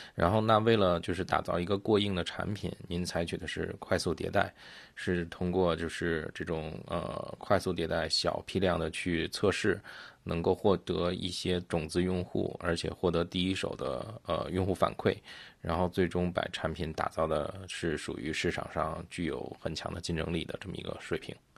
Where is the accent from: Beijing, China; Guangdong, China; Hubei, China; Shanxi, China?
Beijing, China; 因为我是北京人嘛，就是我小时候北京那边